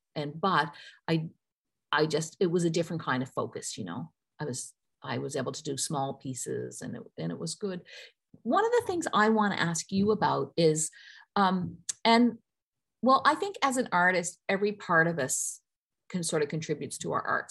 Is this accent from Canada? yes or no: yes; Newfoundland and Labrador, Canada; I grew up in Newfoundland